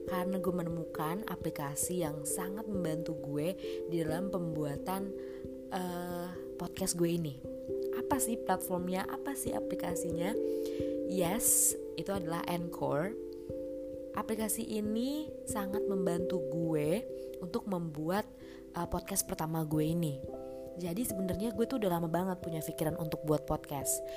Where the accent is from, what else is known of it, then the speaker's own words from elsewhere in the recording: Jakarta, Indonesia; gue ini asli orang Jakarta nggak ada campuran suku mana-mana pokoknya pure orang Jakarta